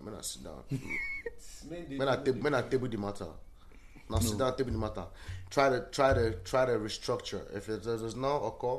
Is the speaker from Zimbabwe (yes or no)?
no; Nigeria; now in United States; I'm a Nigerian.